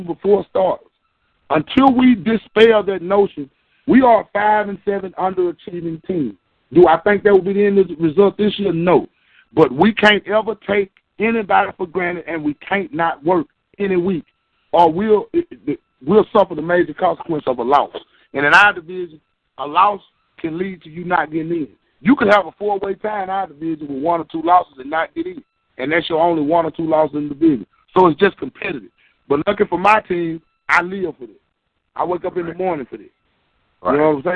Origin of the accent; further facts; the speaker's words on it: the South, United States; I'm from the South